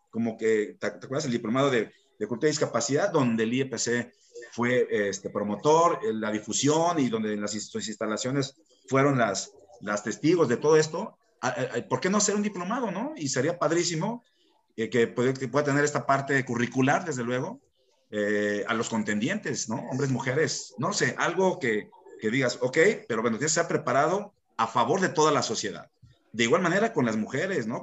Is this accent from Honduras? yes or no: no; Mexico; como mexicanos